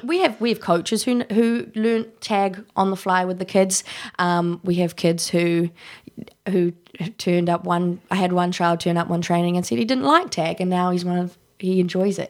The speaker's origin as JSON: {"language": "English", "country": "New Zealand", "also_born_or_lived": "London", "moved": "as an adult", "lives_now": "Dublin, Ireland", "said": "I'm from New Zealand"}